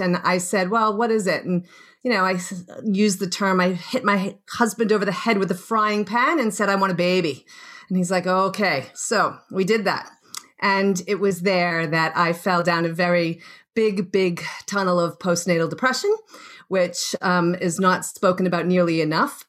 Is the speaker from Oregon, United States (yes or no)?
no; Boston, Massachusetts, United States; moved away as an adult; also born or lived in Australia; I'm from Boston originally, and um, born and bred and grew up there